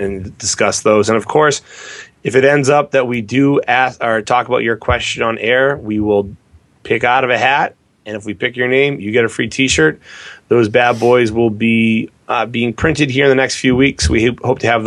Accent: Londonderry, New Hampshire, United States; went to my hometown high school of Londonderry, New Hampshire

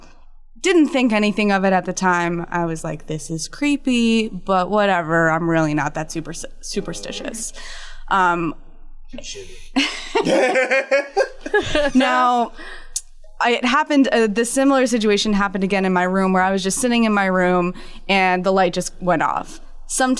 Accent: New Jersey, United States; now in New York, United States; born and raised in New Jersey, but currently live in New York.

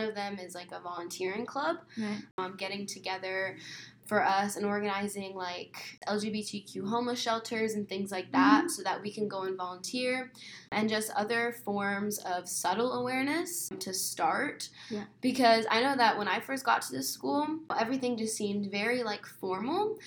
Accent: Mesa, Arizona, United States; I was born and raised in Mesa, Arizona.

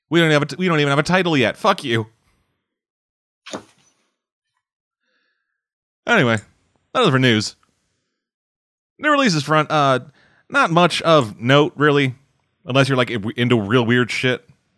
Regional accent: Canada; I'm Canadian

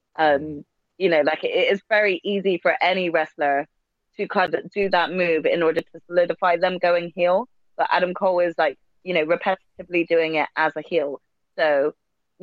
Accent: United Kingdom; for us Brits

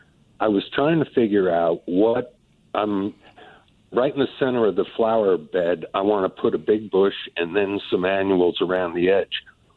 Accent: Northeast, United States; now in Trophy Club, United States; I grew up in the Northeast

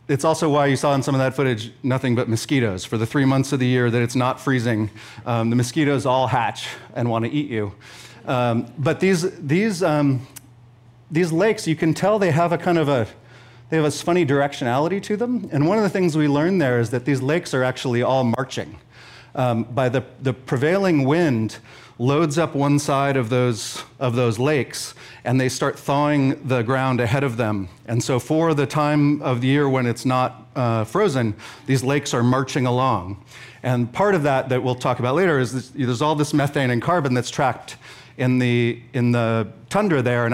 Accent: Sausalito, California, United States; I grew up in Sausalito on houseboats

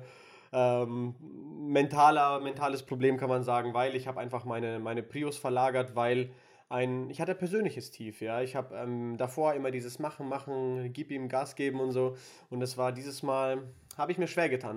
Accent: Würzburg, Bavaria, Germany; moved away as an adult; also born or lived in Nuremberg; eine Zukunft in Würzburg aufbauen, da wo ich auch, äh, wo ich herkomme ursprünglich

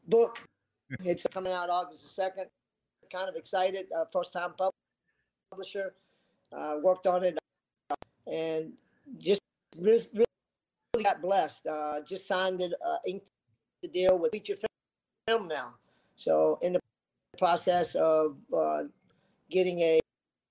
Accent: South Florida, United States; growing up in South Florida, my first boat was a ski boat

